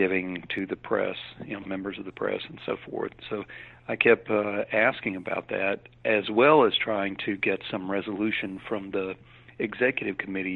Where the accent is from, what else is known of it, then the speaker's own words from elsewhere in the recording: Birmingham, Alabama, United States; Birmingham, which is my hometown